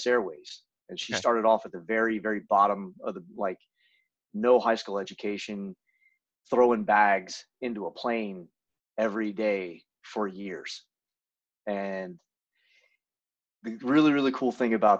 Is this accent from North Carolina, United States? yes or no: yes; near Charlotte, North Carolina, United States; I grew up in North Carolina, pretty close to Charlotte, North Carolina, which is one of the bigger cities